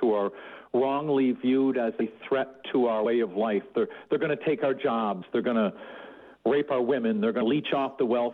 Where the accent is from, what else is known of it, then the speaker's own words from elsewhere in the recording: United States; as an American myself